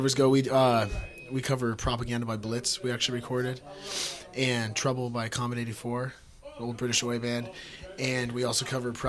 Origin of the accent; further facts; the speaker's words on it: Seattle, Washington, United States; since I'm from Seattle